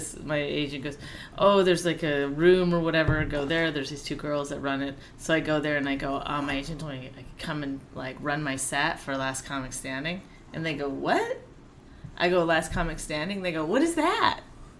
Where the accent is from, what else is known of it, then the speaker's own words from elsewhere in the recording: Cold Lake, Alberta, Canada; From Cold Lake, Alberta.